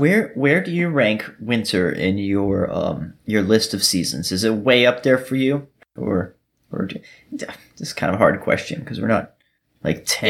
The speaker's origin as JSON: {"language": "English", "town": "Miami", "region": "Florida", "country": "United States", "tie": "born or raised there", "moved": "yes", "lives_now": "Georgia, United States", "said": "I'm from Florida. I was born in Miami"}